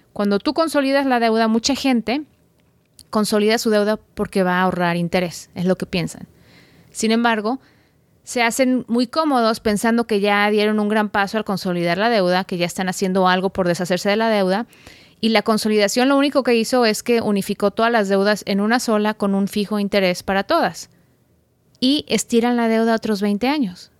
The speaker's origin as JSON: {"language": "Spanish", "town": "Guadalajara", "region": "Jalisco", "country": "Mexico", "tie": "born or raised there", "said": "de Guadalajara, México, mi ciudad natal"}